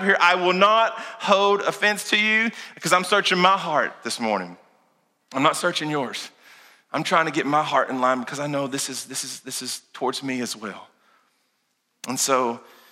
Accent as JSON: {"language": "English", "region": "Kentucky", "country": "United States", "also_born_or_lived": "Lincoln County, Kentucky", "said": "I'm from Kentucky."}